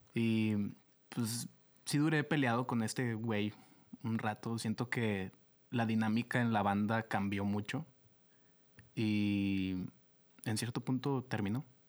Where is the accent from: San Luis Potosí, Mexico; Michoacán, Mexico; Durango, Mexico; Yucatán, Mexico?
Durango, Mexico; Lerdo; moved away as an adult; also born or lived in Torreón, Coahuila; now in Monterrey, Mexico; vengo de Lerdo Durango, que es uno de los lugares más hermosos de la tierra.